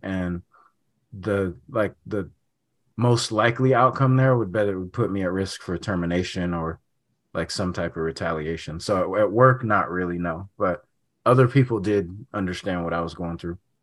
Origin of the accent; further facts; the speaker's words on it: Sacramento, California, United States; I'm from, um, Sacramento